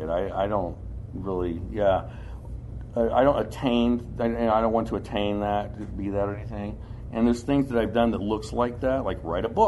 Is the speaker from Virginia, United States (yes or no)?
no; Kentucky, United States; I grew up doing construction. I'm from Kentucky, and there's a big southern part of me.